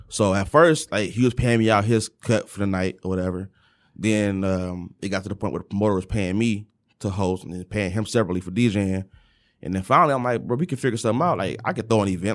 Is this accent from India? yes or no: no; Detroit, Michigan, United States; moved away; also born or lived in Kentucky; everyone from Detroit has a certain mindset and a certain, um, certain things that are just innate in us. And coming from the West Side